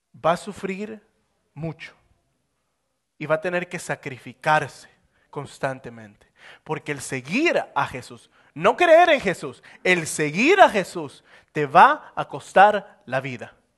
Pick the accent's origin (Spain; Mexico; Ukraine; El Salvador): El Salvador; moved away as an adult; now in United States; me tocó salir del Salvador para venirme para Estados Unidos